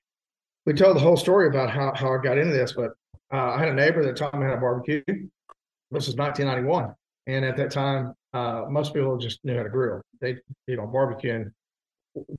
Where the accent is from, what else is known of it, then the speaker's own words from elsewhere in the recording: Texas, United States; moved away; also born or lived in Hyde Park, New York / Florida; I learned about rub because I grew up in Texas